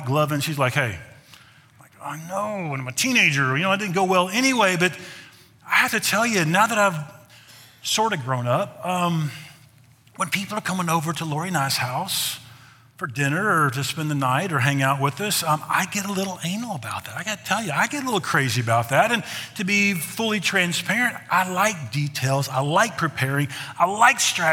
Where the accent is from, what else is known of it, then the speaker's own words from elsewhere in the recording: the South, United States; When I was growing up in the South